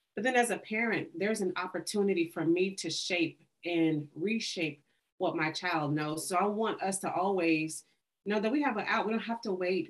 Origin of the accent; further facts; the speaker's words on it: Tulsa, Oklahoma, United States; also born or lived in Arkansas; I grew up in Tulsa and um, right near Black Wall Street. So grew up there, born in Arkansas